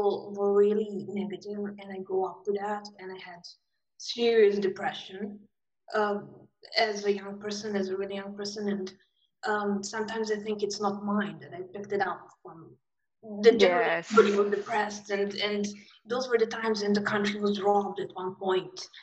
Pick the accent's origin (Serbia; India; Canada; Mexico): Serbia; Belgrade; I'm from Serbia. I grew up in war times. So 90s in Serbia was war